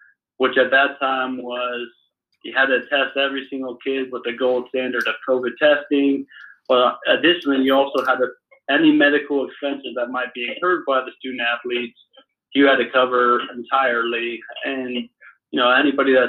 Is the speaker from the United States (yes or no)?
yes; Salt Lake City, Utah, United States; now in Huntsville, United States; I grew up in Salt Lake